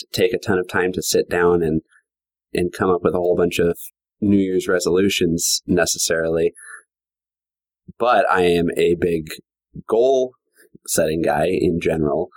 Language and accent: English; Minneapolis–Saint Paul, Minnesota, United States; moved away as an adult; now in Omaha, United States; I'm originally from Minnesota, grew up in the Twin Cities area